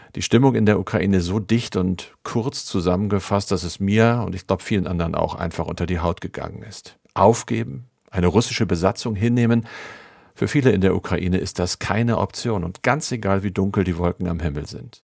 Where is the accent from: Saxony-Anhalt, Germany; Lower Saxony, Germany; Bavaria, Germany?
Lower Saxony, Germany; Oldenburg; zugleich zufällig auch meine Heimat, nämlich mein Geburtsort